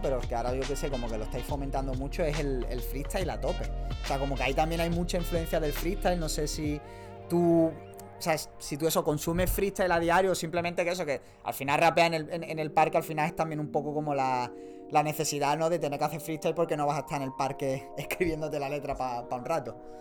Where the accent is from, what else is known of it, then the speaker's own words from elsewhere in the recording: Málaga, Andalusia, Spain; somos de Málaga